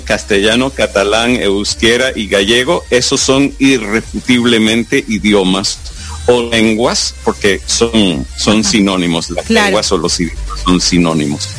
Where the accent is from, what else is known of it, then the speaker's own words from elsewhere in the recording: United States; first language English; Spanish is a second language; pues también nací en los Estados Unidos, entonces soy estadounidense